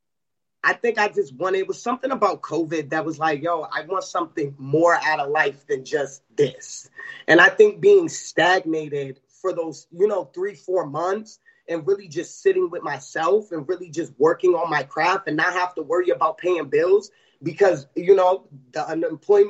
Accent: Newport News, Virginia, United States; I'm actually from Newport News

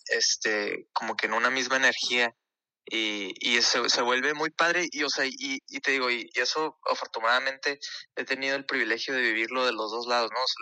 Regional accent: Ciudad Juárez, Chihuahua, Mexico; also born or lived in El Paso, Texas, United States; nosotros somos de Juárez, El Paso.

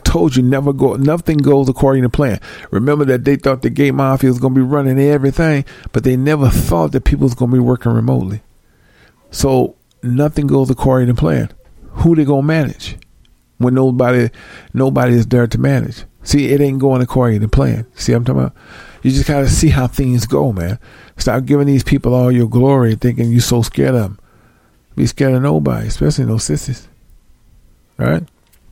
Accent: St. Louis, Missouri, United States; I grew up around that in St. Louis

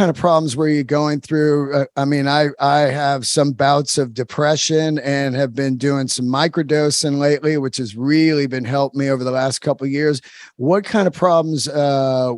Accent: San Francisco, California, United States; I'm a Bay Area guy. I grew up in the Bay Area, San Francisco

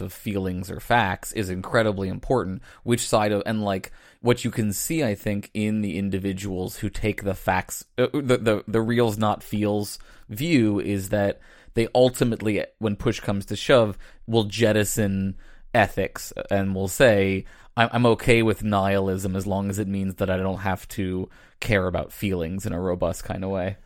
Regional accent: Virginia, United States; I grew up, um, outside of Virginia

